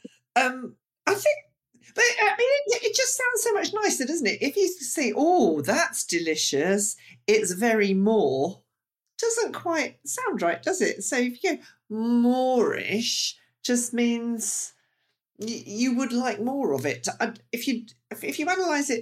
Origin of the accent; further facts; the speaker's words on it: United Kingdom; us British